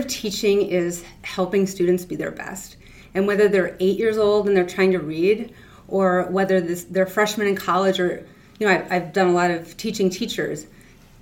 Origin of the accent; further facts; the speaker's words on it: Hinckley, Minnesota, United States; also born or lived in Willow River, Minnesota; I grew up in Hinckley, small town, Minnesota